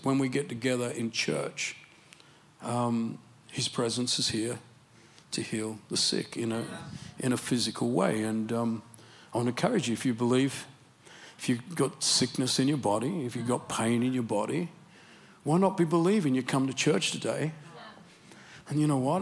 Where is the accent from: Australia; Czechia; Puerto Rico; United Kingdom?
Australia; accent: Australian English; My Australian English accent